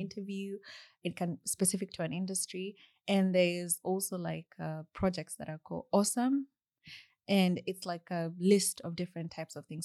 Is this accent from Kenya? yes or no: yes; Kenya; accent: Kenyan English; moved away as an adult; my Kenya English accent